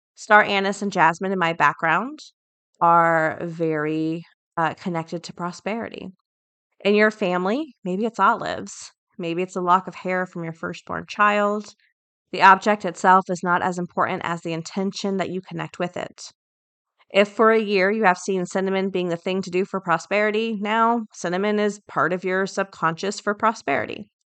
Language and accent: English; the South, United States; I grew up in the South